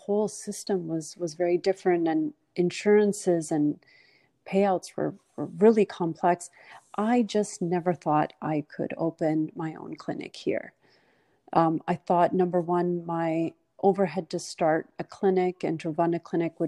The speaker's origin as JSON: {"language": "English", "country": "Canada", "tie": "born or raised there", "moved": "as an adult", "lives_now": "United States", "said": "I grew up in Canada"}